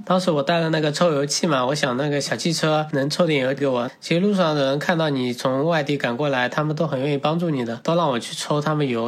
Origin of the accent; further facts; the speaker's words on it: Huzhou, Zhejiang, China; 从浙江，我的老家湖州得 从德钦到海南去了有十天左右